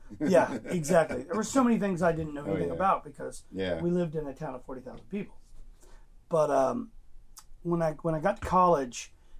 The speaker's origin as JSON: {"language": "English", "town": "Joplin", "region": "Missouri", "country": "United States", "tie": "born or raised there", "said": "I grew up in Missouri, Joplin, Missouri, a little tiny town, 40,000 people in the corner of Kansas, Oklahoma, and Arkansas, the 4-state area."}